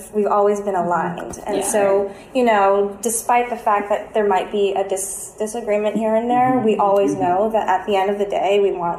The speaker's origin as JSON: {"language": "English", "country": "Philippines", "moved": "yes", "lives_now": "New York, United States", "said": "I'm originally from the Philippines"}